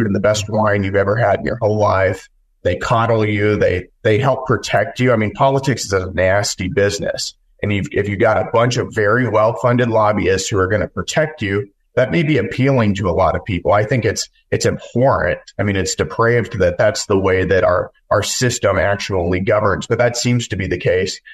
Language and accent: English; West Texas, United States; I grew up in West Texas on a cattle ranch